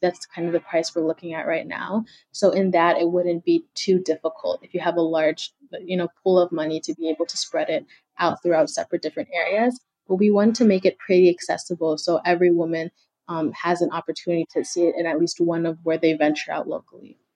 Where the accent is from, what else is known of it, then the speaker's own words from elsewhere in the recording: Kenya; now in United States; I'm from Kenya, so I have a lot of family back home